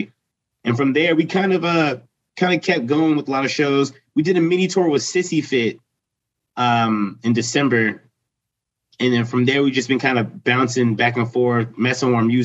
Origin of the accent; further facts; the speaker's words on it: Lancaster, Pennsylvania, United States; We're from Lancaster